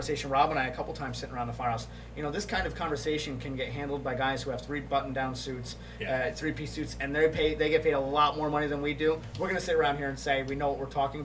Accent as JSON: {"language": "English", "town": "Coldenham", "region": "New York", "country": "United States", "tie": "born or raised there", "said": "a lot of guys that I grew up with in Coldenham"}